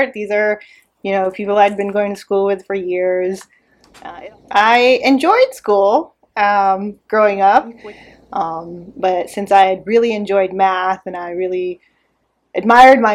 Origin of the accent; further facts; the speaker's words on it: Irvine, California, United States; moved away as an adult; now in Houston, United States; I grew up in Irvine. It's a small city in Orange County, California, in Southern California.